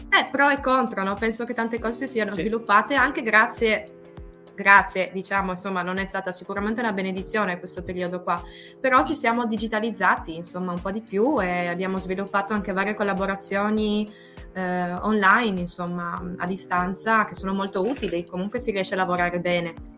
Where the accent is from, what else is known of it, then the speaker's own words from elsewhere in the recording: Trieste, Friuli-Venezia Giulia, Italy; io sono di Trieste